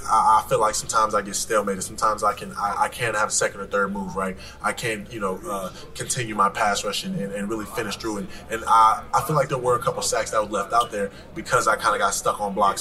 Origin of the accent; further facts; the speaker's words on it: Los Angeles, California, United States; growing up in South Central Los Angeles